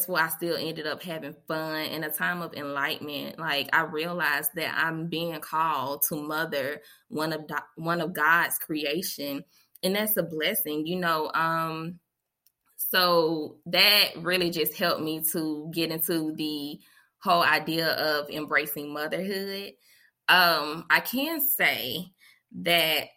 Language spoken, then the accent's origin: English; Montgomery, Alabama, United States; I am from Montgomery, Alabama, born and raised